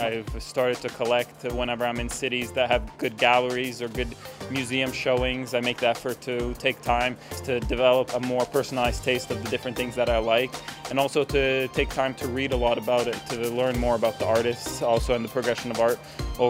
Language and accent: English; Canada; also born or lived in Montenegro; I was born in Montenegro. My parents moved in 1994 when I was 3 years old to Canada.